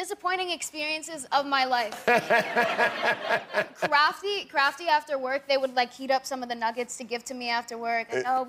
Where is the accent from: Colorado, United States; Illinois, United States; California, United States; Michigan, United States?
California, United States; Coachella Valley; I'm from the Coachella Valley.